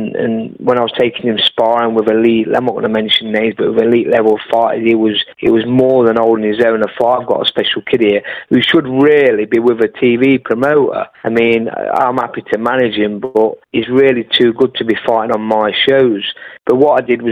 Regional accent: Newark, East Midlands, United Kingdom; my hometown of Newark

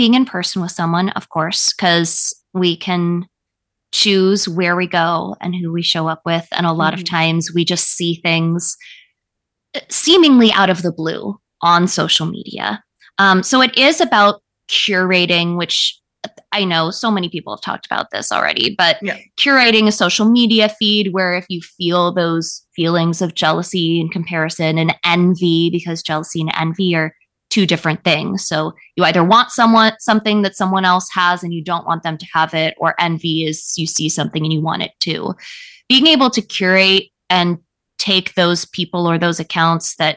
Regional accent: Calabasas, California, United States; I grew up in Calabasas

